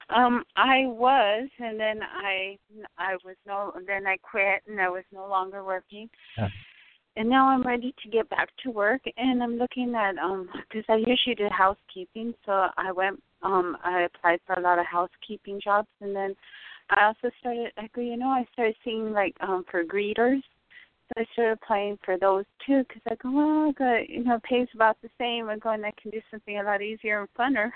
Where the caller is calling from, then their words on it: Arizona, United States; I'm calling from Arizona